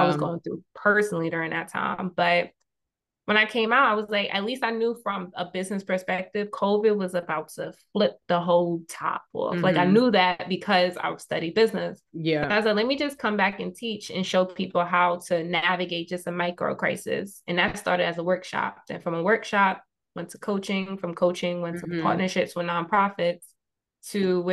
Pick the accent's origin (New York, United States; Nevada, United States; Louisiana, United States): New York, United States; New York City; the main street of where I grew up in Queens